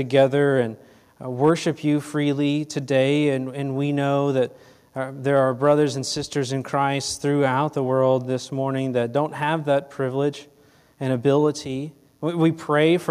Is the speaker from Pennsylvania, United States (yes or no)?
no; Fort Worth, Texas, United States; I was born here in Fort Worth, a local Texas guy, born and raised right here.